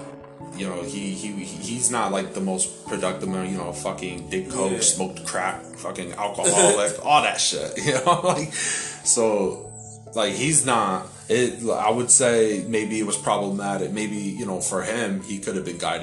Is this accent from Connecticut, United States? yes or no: yes; Hartford, Connecticut, United States; because I live in Hartford